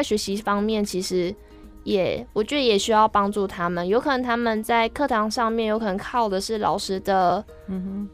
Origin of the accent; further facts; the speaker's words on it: Changhua County, Taiwan; moved away as an adult; now in Tainan, Taiwan; 我本来也都是在彰化生长长大